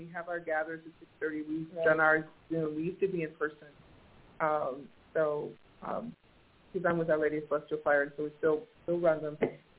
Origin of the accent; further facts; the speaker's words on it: Maryland, United States; moved away as an adult; now in Twin Cities, United States; I grew up East Coast. I'm from Maryland originally.